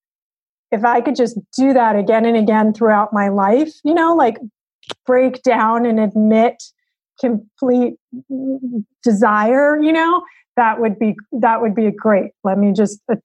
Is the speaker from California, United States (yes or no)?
yes; Berkeley, California, United States; I grew up in Berkeley